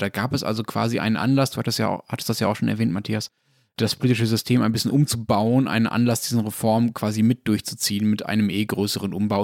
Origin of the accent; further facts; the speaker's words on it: Germany; bei uns in Deutschland